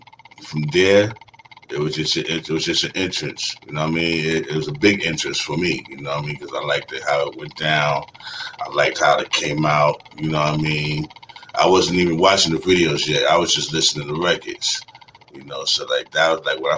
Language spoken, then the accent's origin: English; New York City, New York, United States; I came from Brooklyn, New York, you know what I'm saying? Born in Bed-Stuy